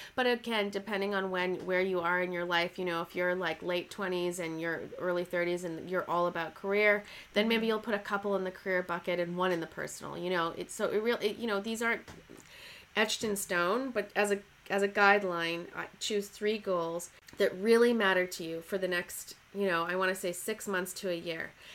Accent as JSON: {"language": "English", "country": "Canada", "also_born_or_lived": "Toronto / Oxford", "moved": "as an adult", "lives_now": "Los Angeles, United States", "said": "I'm Canadian and I moved down to Los Angeles."}